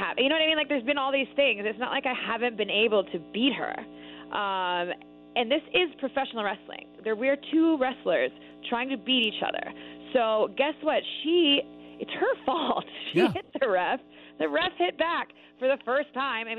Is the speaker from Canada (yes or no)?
yes; Canada; moved away as an adult; I'm Canadian